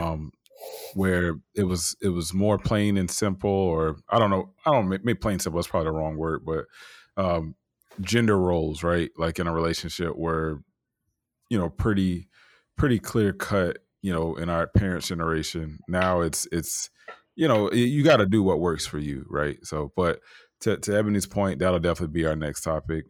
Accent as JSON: {"language": "English", "town": "Tampa", "region": "Florida", "country": "United States", "tie": "born or raised there", "said": "I grew up in Tampa, but, you know, my people from Valdosta, Georgia, Montgomery, Alabama"}